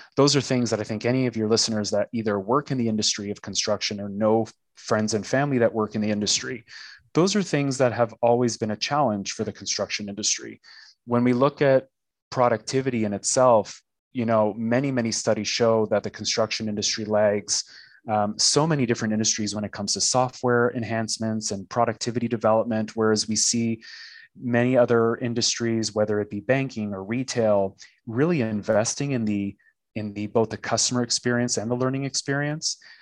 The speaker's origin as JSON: {"language": "English", "town": "Toronto", "region": "Ontario", "country": "Canada", "moved": "as an adult", "lives_now": "Tulsa, United States", "said": "I'm Canadian, living currently in Tulsa, Oklahoma, but I'm originally Canadian from Toronto, Canada."}